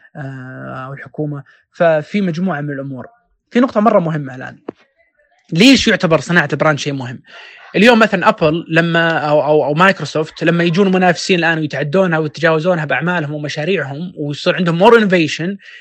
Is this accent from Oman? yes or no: no; Saudi Arabia; احنا كسعوديين